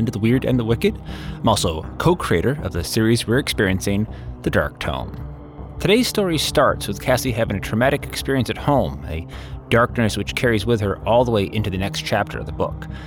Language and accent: English; Down East Maine, United States; Growing up in Down East Maine